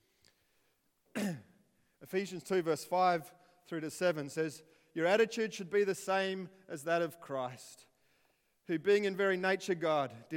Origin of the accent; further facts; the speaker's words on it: Ernabella, South Australia, Australia; also born or lived in Alice Springs; I was born in Alice Springs, in the middle of nowhere. And to make it worse, when I was born there, 2 weeks later, we moved to a place called Ernabella, which really is the sticks of the sticks. And I grew up there until I was 12.